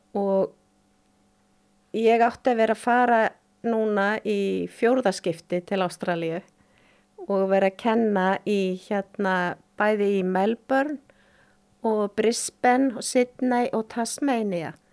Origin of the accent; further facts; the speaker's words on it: Akureyri, Northeastern Region, Iceland; ég fætt á uppalinn í Þorpinu á Akureyri